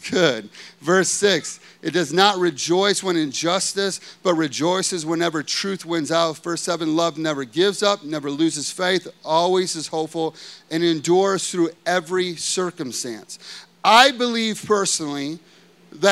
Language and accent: English; United States; growing up in America